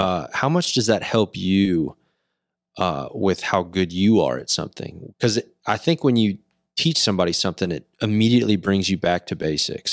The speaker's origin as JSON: {"language": "English", "town": "Decatur", "region": "Texas", "country": "United States", "tie": "born or raised there", "said": "I grew up in Decatur"}